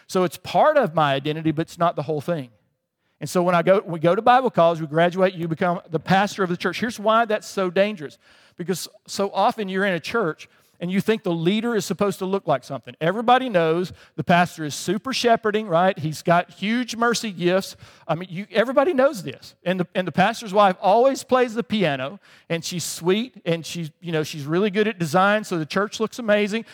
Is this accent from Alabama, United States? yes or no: yes; Alabama, United States; moved away as an adult; also born or lived in England; I grew up in Alabama